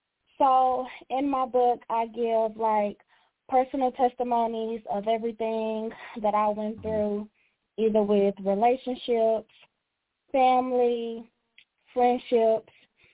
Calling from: Dallas, Texas, United States; I am calling from Dallas, Texas.

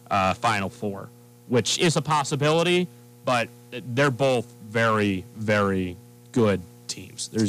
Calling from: Glouster, Ohio, United States; Uh, I'm from up in Glouster.

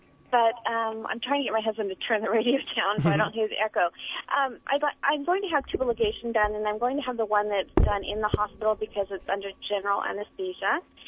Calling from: Roseville, California, United States; Well, I'm down in Roseville, but I live in Auburn.

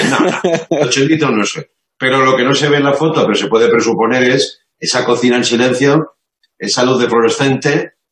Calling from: Madrid, Community of Madrid, Spain; de Madrid.

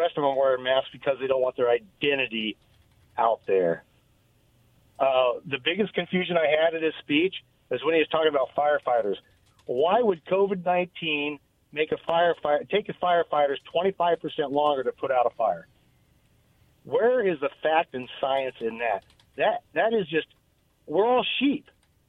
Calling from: Richland, Washington, United States; Hey, guys, it's … from Richland.

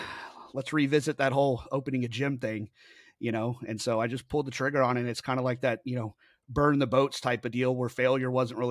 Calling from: Kingwood, Texas, United States; I am in Kingwood, Texas, which is about 30 minutes directly north of Houston, Texas.

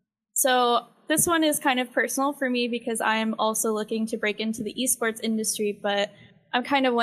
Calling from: Austin, Texas, United States; Austin, Texas.

